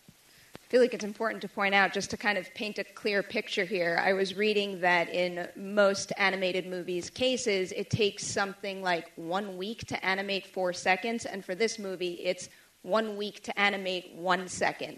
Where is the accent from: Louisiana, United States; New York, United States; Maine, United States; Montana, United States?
New York, United States; New York City; I am a New Yorker